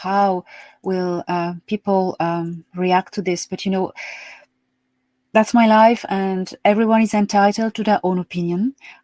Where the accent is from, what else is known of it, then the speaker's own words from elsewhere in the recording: Marseille, Provence-Alpes-Côte d'Azur, France; moved away as an adult; also born or lived in Paris / West of Ireland; now in Ireland; I was born in Marseille, south of France. And yes, dans le Midi. Mm-hmm. And I grew up there until the age of 18